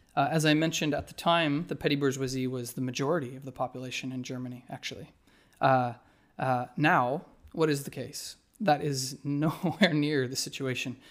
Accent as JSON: {"language": "English", "town": "Whitehorse", "region": "Yukon", "country": "Canada", "tie": "born or raised there", "said": "My hometown in the Yukon, uh, White Horse"}